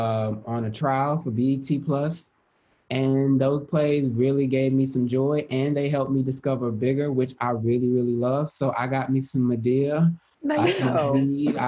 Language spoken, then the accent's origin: English; Houston, Texas, United States; I'm very from Houston